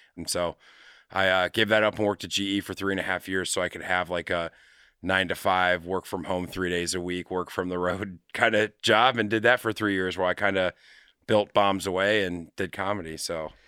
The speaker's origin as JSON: {"language": "English", "town": "Madeira", "region": "Ohio", "country": "United States", "tie": "born or raised there", "also_born_or_lived": "California / Utah / St. Louis, Missouri", "said": "grew up in Madeira"}